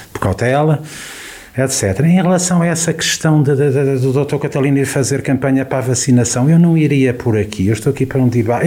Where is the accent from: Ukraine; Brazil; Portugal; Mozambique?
Portugal; Carregal do Sal, Centro; este querido Conselho, eh, que, onde nasci, onde há 54 anos, eh, eh, onde é a minha terra há 54 hum. anos